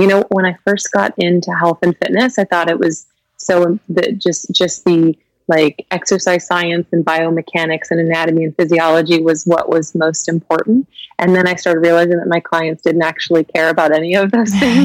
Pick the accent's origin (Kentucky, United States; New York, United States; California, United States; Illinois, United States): Kentucky, United States; also born or lived in Lexington, Kentucky; I was born and raised in Kentucky